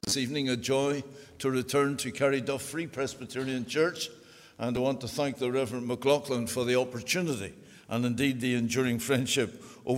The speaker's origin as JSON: {"language": "English", "town": "Belfast", "region": "Northern Ireland", "country": "United Kingdom", "tie": "born or raised there", "said": "I was born on the Donegal Road in Belfast."}